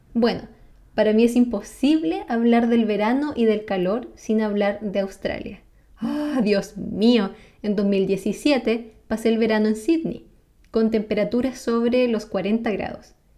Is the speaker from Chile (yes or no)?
yes; San Carlos, Ñuble, Chile; moved away as an adult; also born or lived in Concepción, Chile; now in Sweden; originalmente soy de San Carlos